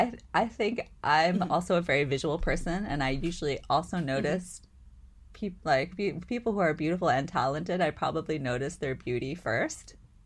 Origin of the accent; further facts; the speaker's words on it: East Coast, United States; Though I grew up on the East Coast, a lot of people mistake me for a Californian because of my accent or my speech or whatever